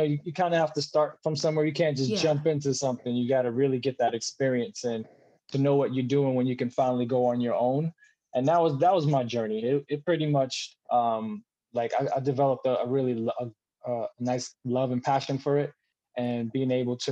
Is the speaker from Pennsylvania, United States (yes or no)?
no; New York City, New York, United States; moved away as an adult; also born or lived in Charlotte, North Carolina; I grew up in Brooklyn, New York